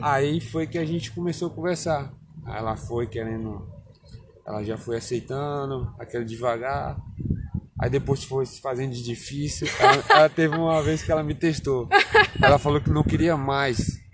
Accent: Barreiras, Bahia, Brazil; also born or lived in Alagoas; now in Luís Eduardo Magalhães, Brazil; Eu antes morava em Barreiras, que eu não passei a minha vida toda foi praticamente em Barreiras, porque na verdade eu sou alagoano.

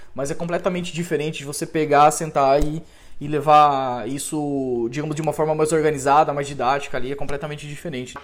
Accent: Cascavel, Paraná, Brazil; eu também sou cascavelense

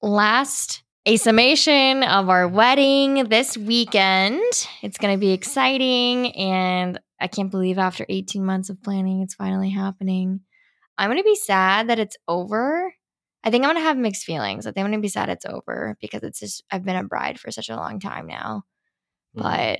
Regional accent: Italy; also born or lived in California, United States / Washington DC, United States; I grew up in Italy and in California and in DC.

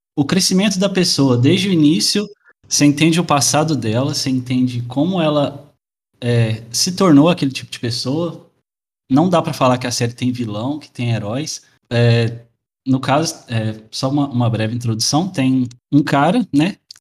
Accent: interior of Minas Gerais, Brazil; now in Portugal; Sou do interior de Minas Gerais, mas moro atualmente em Portugal.

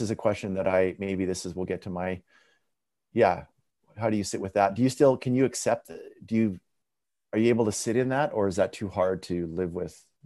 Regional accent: Abbotsford, British Columbia, Canada; where I grew up in Abbotsford, like where I went to high school and elementary school

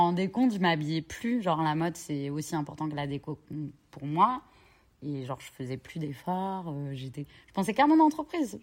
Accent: Cherbourg, Normandy, France; moved away as an adult; je suis originaire de Cherbourg.

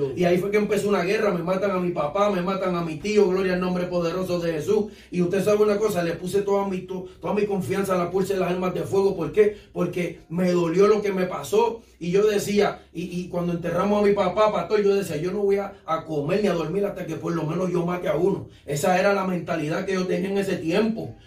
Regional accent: Bayamón, Puerto Rico; moved away as an adult; now in Orlando, United States; Soy de Bayamón, Puerto Rico. De allá fue que Dios me movió a Florida

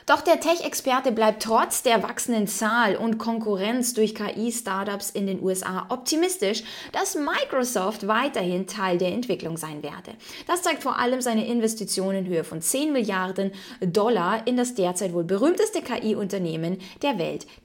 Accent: Ukraine; ich meine, okay, ich bin in der Ukraine aufgewachsen, da war das nochmal dann ein bisschen anders.

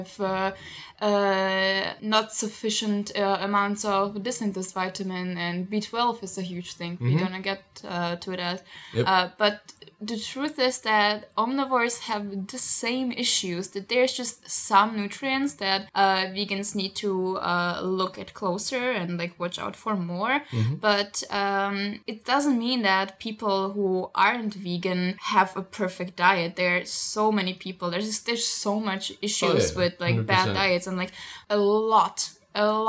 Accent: Slovakia; I'm coming from Slovakia

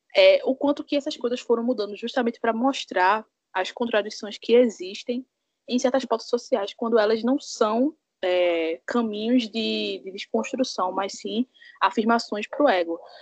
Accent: Pernambuco, Brazil; eu sou aqui de Pernambuco

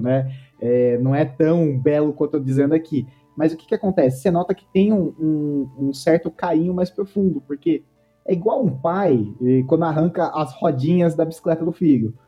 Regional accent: Rio Claro, São Paulo, Brazil; Eu sou de Rio Claro, interior de São Paulo

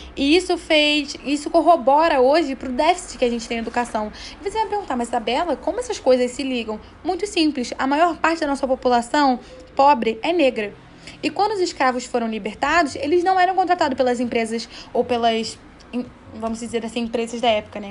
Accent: Brazil; todos nós somos brasileiros

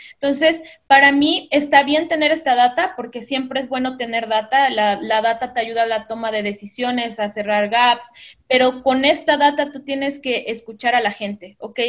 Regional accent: Veracruz, Mexico; moved away as an adult; also born or lived in Costa Rica / Mexico City; yo soy de Veracruz, por eso me encanta el café, eh, amo el café, soy de Veracruz. En Veracruz estudié publicidad

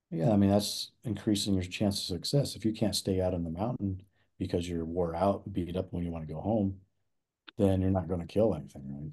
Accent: Nebraska, United States; moved away as an adult; now in Colorado, United States; I grew up in the Midwest and we didn't, there's no elk hunting in Nebraska, that's where I'm from

